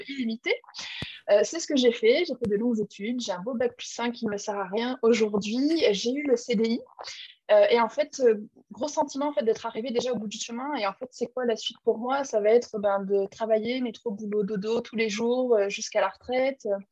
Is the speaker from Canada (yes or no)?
no; Clermont-Ferrand, Auvergne-Rhône-Alpes, France; moved away as an adult; also born or lived in Lyon; je suis auvergnate, je suis de Clermont-Ferrand, donc ma famille, mes amis, toutes les personnes que j'aime que sont là-bas